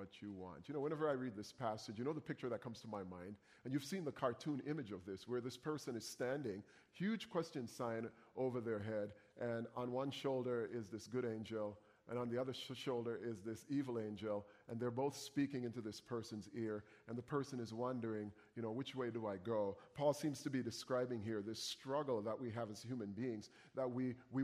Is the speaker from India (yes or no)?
no; Jamaica; moved away; I come from Jamaica